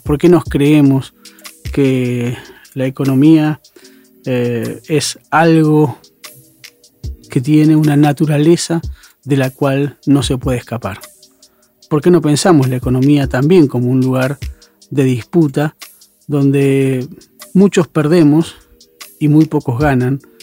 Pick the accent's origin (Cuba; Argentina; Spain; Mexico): Argentina; como argentinos y como argentinas